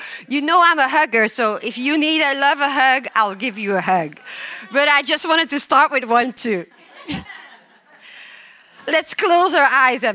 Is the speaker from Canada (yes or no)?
no; Belgium; English is a second language; I am from Belgium